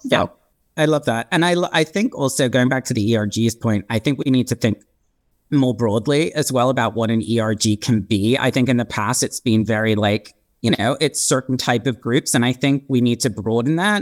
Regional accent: Hong Kong; now in Los Angeles, United States; I'm half British, half Swiss, and I was born and raised in Hong Kong.

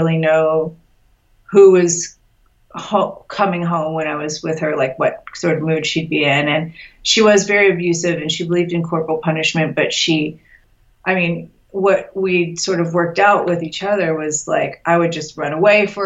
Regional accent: Los Angeles, California, United States; I grew up in Los Angeles too

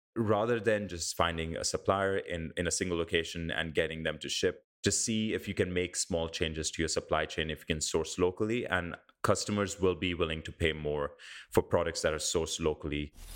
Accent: India; now in New Zealand; I grew up in India

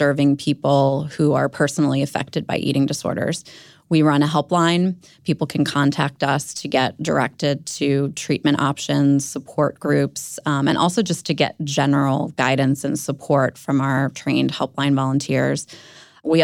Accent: Maryland, United States; I grew up outside of Baltimore, and I started struggling with an eating disorder myself in middle school

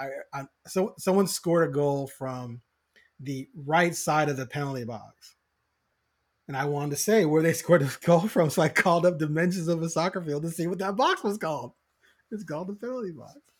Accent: Chicago, Illinois, United States; now in Portland, United States; I'm originally from Chicago.

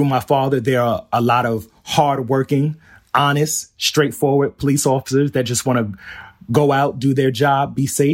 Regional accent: New York City, New York, United States; also born or lived in Howard Beach, Queens; I grew up in Flushing. I'm in Pominock Houses

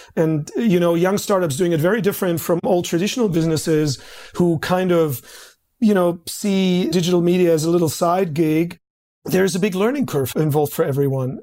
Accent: Berlin, Germany; moved away as an adult; now in Australia; I grew up in East Germany and the communist side

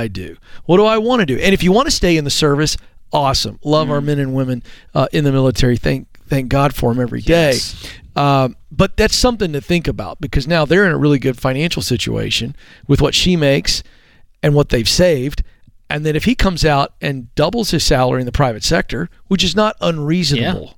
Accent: Hampton Roads area of Virginia, United States; I grew up in the Hampton Roads area of Virginia, heavy military, population.

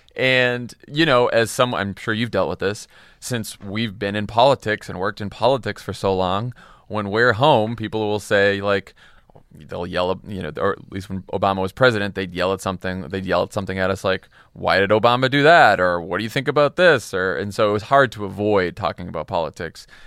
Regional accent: Massachusetts, United States; moved away; I was from Massachusetts, I ended up in John Kerry's office, my home state senator

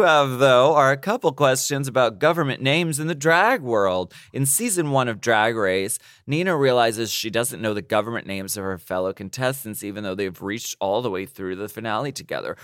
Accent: United States; I am not from Ukraine, I'm from the United States

